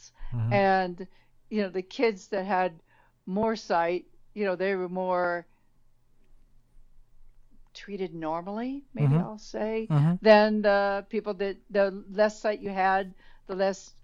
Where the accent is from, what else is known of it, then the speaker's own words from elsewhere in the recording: Indianapolis, Indiana, United States; I was born in Indianapolis, Indiana, 1953